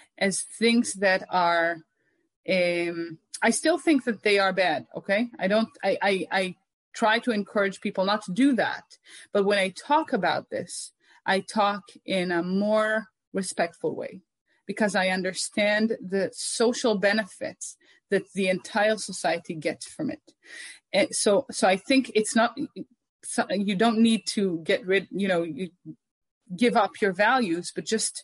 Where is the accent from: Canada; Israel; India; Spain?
Israel; Omer, Southern District; I grew up in Omer